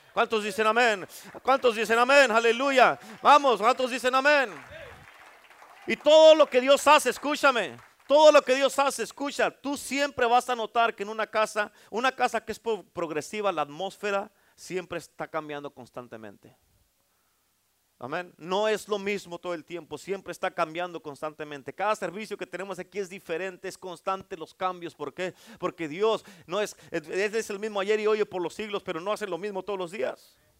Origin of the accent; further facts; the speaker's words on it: Durango, Mexico; soy de Durango